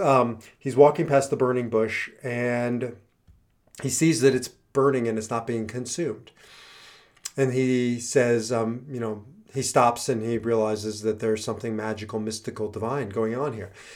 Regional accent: Midwest, United States; now in Denver, United States; I grew up in the Midwest

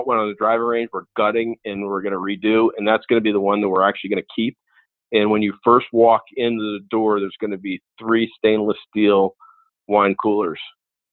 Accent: Paramus, New Jersey, United States; where I grew up in Paramus

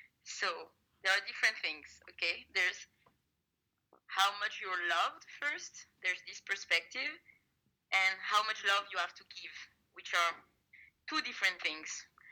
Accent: Paris, Île-de-France, France; I'm from Paris, France.

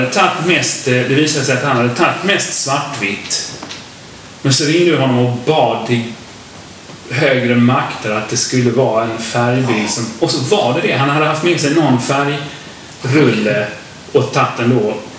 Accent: Lomma, Skåne, Sweden; Vi kommer från Lomma, alla tre från början. Det känns lite som rötterna där.

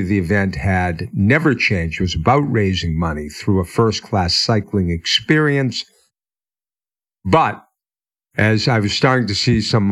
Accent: Newton, Massachusetts, United States; also born or lived in Denver; growing up in Newton, we were Class

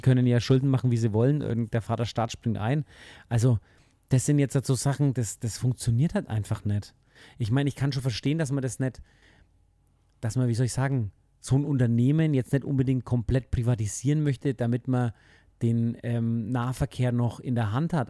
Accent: Germany; bei uns in Deutschland

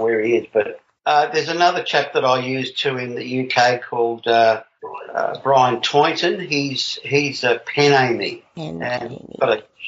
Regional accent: Australia; I'm from Australia.

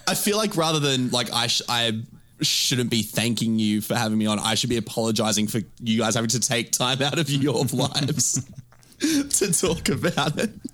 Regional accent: Australia; I'm from Australia.

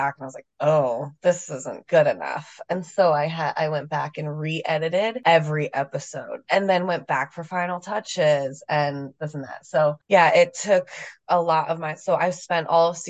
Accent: New Jersey, United States; moved away as an adult; now in San Diego, United States; I am from New Jersey, so I know real brutal winters

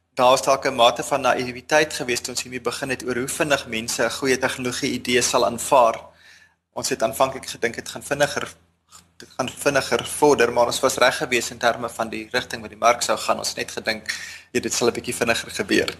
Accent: Bloemfontein, Free State, South Africa; moved away as an adult; also born or lived in Stellenbosch; now in Cape Town, South Africa; Ek het in Bloemfontein grootgeword, eerste 19 jaar daar spandeer

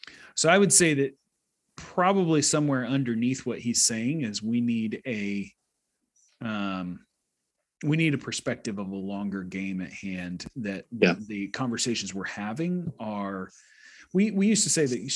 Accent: United States; I'm American

